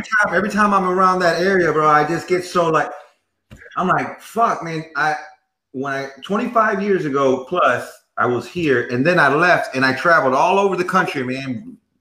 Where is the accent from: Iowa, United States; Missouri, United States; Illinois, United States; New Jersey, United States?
Illinois, United States; Chicago; now in Houston, United States; I'm from Chicago, born and raised